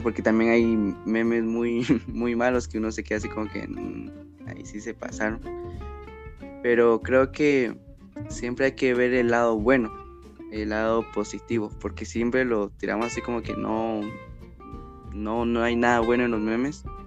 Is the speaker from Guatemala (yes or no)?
yes; Guatemala; soy originario de Guatemala